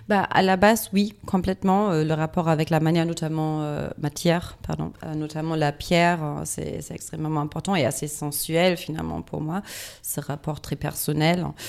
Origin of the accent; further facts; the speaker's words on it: Düsseldorf, North Rhine-Westphalia, Germany; French is a second language; moved away; je viens de Düsseldorf